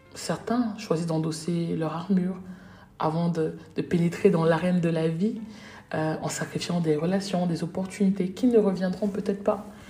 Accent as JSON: {"language": "French", "country": "Cameroon", "said": "chez nous au Cameroun"}